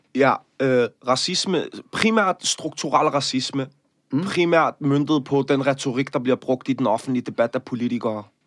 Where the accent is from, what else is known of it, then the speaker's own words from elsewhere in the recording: Copenhagen, Capital Region of Denmark, Denmark; jeg er vokset op i Møllerparken